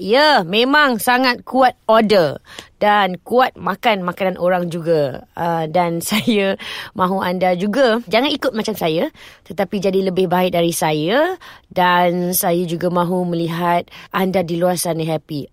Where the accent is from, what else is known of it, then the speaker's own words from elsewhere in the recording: Petaling Jaya, Selangor, Malaysia; also born or lived in Shah Alam; saya lahir di Selangor uh, Petaling Jaya di Hospital Asunta kemudian membesar di Petaling Jaya juga